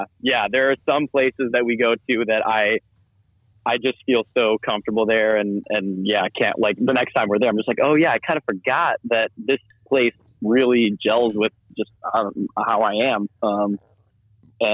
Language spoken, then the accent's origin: English; Illinois, United States; moved away as an adult; now in Montana, United States; I grew up in Illinois. I moved out to Montana when I was 18, and I've lived some other places, but more or less have lived in Montana for the better part of a decade.